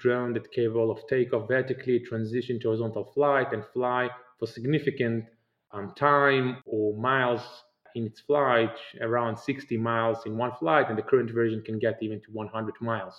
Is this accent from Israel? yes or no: yes; Israel; I'm originally from Israel, and I grew up in Israel